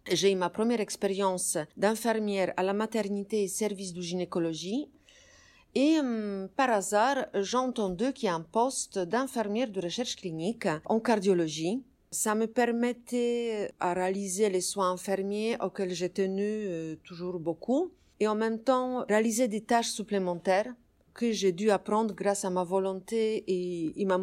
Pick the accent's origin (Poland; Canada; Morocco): Poland; accent: Polish; French is a second language; moved away as an adult; now in Paris, France; je suis d'origine polonaise. Peut-être vous avez compris euh, mon accent.